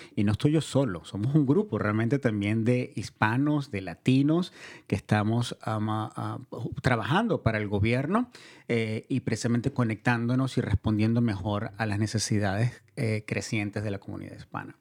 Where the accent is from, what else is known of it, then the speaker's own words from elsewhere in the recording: Venezuela; now in Marin County, United States; Yo soy inmigrante también, yo nací en Venezuela y llegué a este país hace unos cuantos años